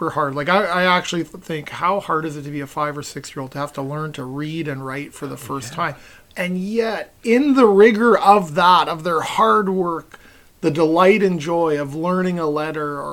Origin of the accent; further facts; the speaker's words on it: West Coast, Pacific Northwest, United States; I grew up on the West Coast and my dad, no matter where we were driving, he'd always point out Mount Baker, beautiful mountain in the Pacific Northwest